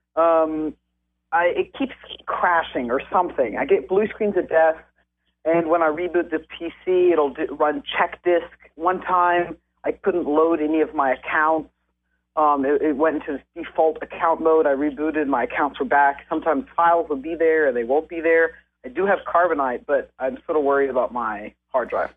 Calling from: Nashville, Tennessee, United States; also born or lived in Germany; I'm calling from Nashville

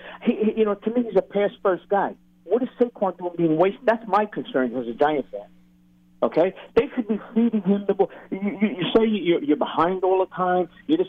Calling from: Staten Island, New York, United States; I'm calling from Staten Island.

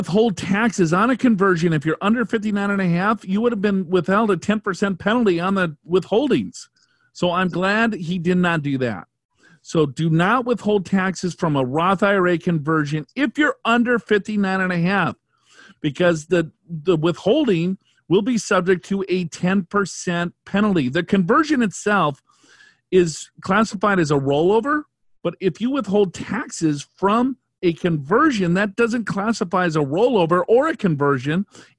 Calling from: Chicago, Illinois, United States; I'm actually asking from Chicago.

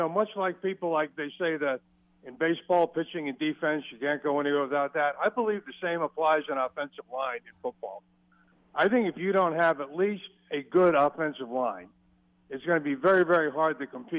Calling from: Florida, United States; from Florida.

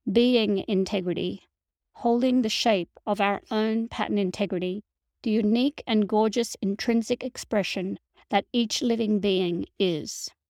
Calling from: Montreal, Quebec, Canada; in Montreal, Canada

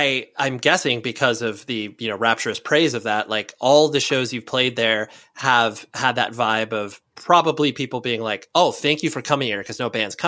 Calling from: California, United States; I'm in Southern California, more specifically.

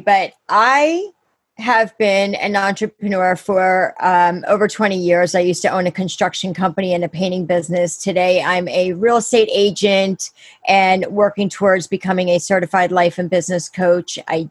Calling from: Pennsylvania, United States; I'm out in Pennsylvania. I'm in Chester County.

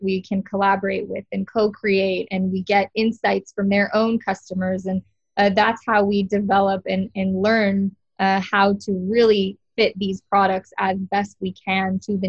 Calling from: Tel Aviv, Tel Aviv District, Israel; I'm calling in from Tel Aviv, Israel right now.

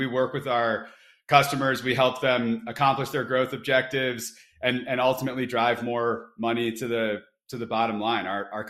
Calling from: Boulder, Colorado, United States; I'm calling in from Boulder, Colorado.

